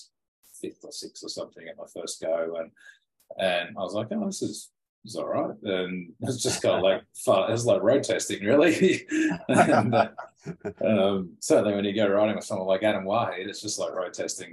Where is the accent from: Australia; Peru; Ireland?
Australia; me being an Aussie